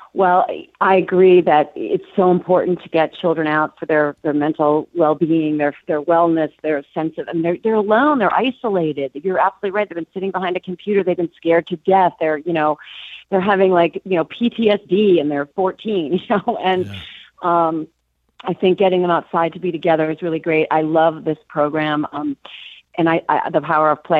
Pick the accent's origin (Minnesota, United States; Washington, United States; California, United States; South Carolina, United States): Minnesota, United States; Minneapolis; moved away; I'm from Minneapolis originally